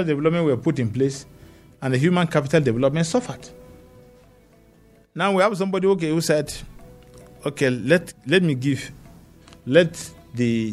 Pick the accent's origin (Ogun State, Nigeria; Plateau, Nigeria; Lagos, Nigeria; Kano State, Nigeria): Plateau, Nigeria; Panshin; I'm from Panshin